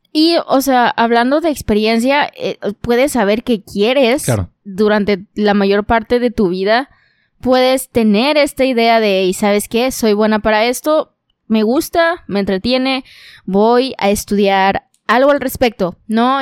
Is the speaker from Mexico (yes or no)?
yes; Monterrey, Nuevo León, Mexico; también soy regia